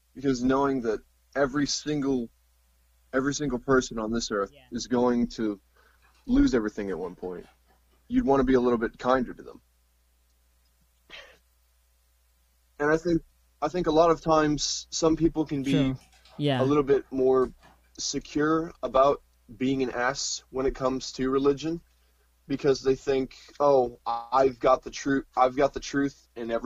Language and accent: English; Missouri, United States; I'm from America, Missouri specifically